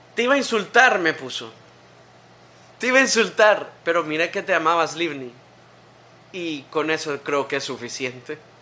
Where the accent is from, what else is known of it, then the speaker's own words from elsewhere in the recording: Tegucigalpa, Francisco Morazán, Honduras; nací en Tegucigalpa